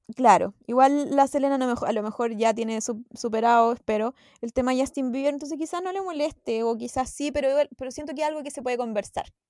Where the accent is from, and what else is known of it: Chile